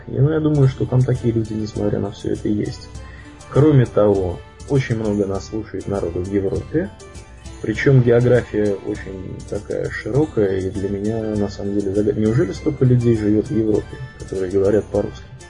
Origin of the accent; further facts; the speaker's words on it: Tver, Tver Oblast, Russia; я из Твери